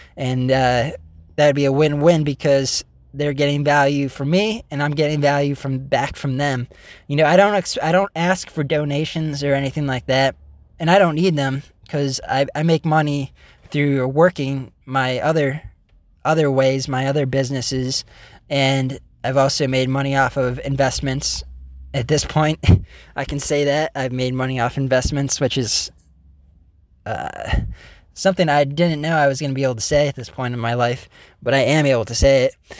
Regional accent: United States; proud to be an American

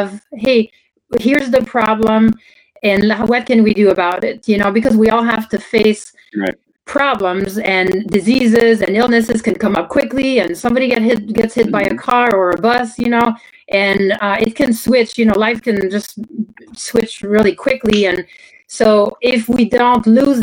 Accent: Canada; first language French; English is a second language; moved away as an adult; now in United States; I grew up in Canada, I spoke French only

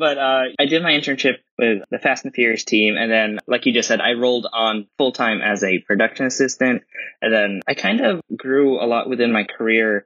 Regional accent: Santa Clarita, California, United States; I grew up in Santa Clarita, which is, you know, isn't too far from, you know, Burbank, Glendale and everything

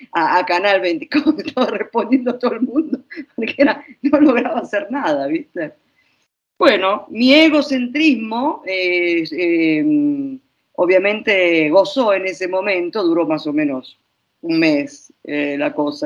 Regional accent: Argentina; now in Italy; yo soy argentina, purum pampero

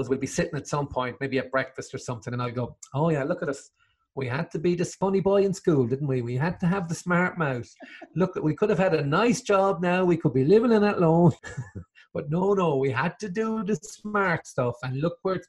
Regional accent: Limerick, Munster, Ireland; also born or lived in Dublin / England; moved home to Limerick

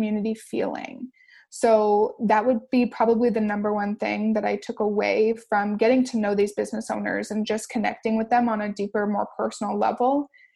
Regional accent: Windsor, Ontario, Canada; We're all from Windsor, Essex. We're all from YQG.

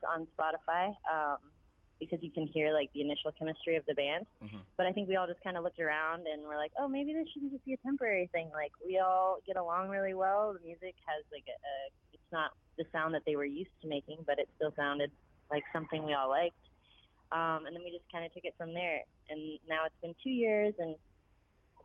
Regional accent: Delray Beach, Florida, United States; I was born and raised in Delray Beach, Florida

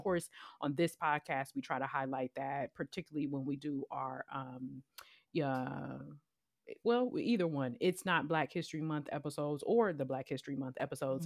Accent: Cleveland, Ohio, United States; I'm completely okay being from Cleveland, Ohio

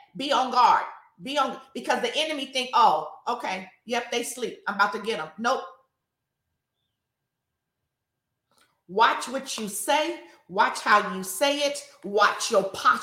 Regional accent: Richmond, United States; I grew up in Richmond, y'all. So I'm still real Richmond

